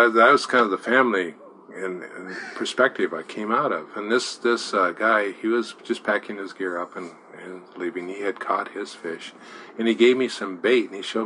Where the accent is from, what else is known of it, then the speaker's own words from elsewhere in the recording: Portland, Oregon, United States; I was born in Portland and raised in Portland, and I'm living in Portland.